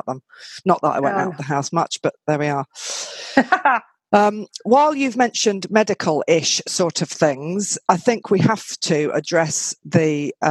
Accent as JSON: {"language": "English", "region": "England", "country": "United Kingdom", "also_born_or_lived": "Hong Kong", "moved": "as an adult", "said": "I'm from England."}